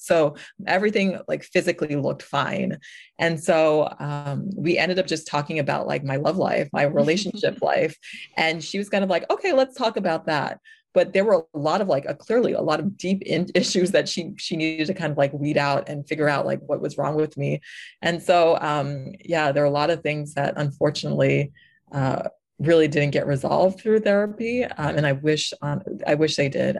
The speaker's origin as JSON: {"language": "English", "region": "New York", "country": "United States", "moved": "yes", "said": "I'm originally from New York"}